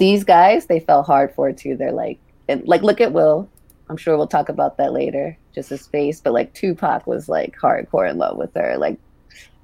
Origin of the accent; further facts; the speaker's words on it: Baltimore, Maryland, United States; I'm from Baltimore too